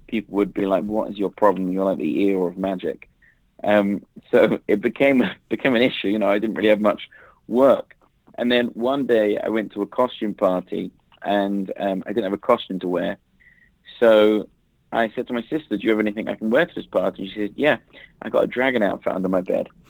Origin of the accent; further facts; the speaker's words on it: London, United Kingdom; moved away as an adult; now in Las Vegas, United States; I grew up in London, England, sunny London, England, and I was there for like 33 years